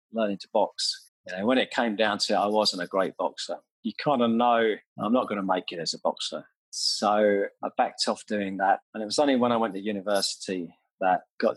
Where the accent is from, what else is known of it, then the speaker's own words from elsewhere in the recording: Sutton, London, United Kingdom; I was born in St. Helier Hospital, and sort of around Sutton Carshalton is where my family come from.